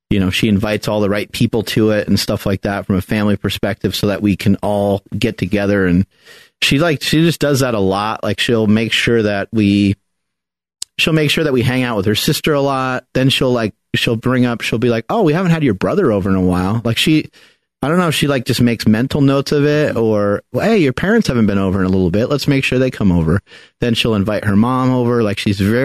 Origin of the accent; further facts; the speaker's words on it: New York, United States; moved away; I am from New York and my parents didn't move out this way just yet